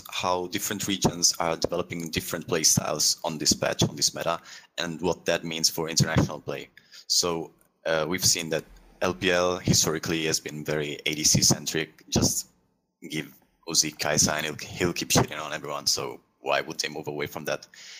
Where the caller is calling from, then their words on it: Milan, Lombardy, Italy; I am not, but I'm calling from Milan, Italy.